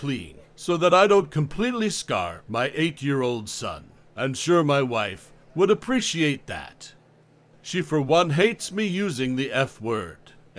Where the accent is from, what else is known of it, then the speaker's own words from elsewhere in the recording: Canada; now in France; I grew up in Canada, but I live on an island now, just off the coast of France.